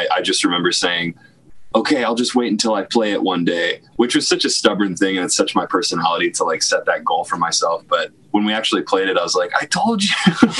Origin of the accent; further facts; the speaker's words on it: Cleveland, Ohio, United States; moved away; also born or lived in Nashville; I was from Cleveland, Ohio